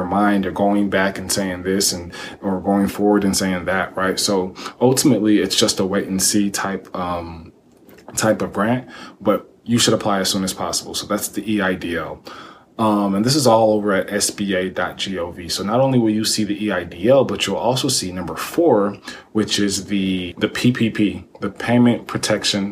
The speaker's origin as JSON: {"language": "English", "region": "Texas", "country": "United States", "tie": "born or raised there", "said": "I grew up here in Texas"}